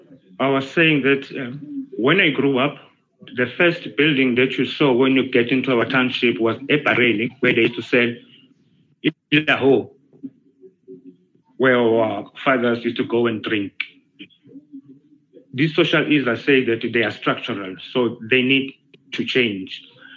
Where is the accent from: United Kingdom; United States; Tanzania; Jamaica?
United Kingdom; When I grew up in Britain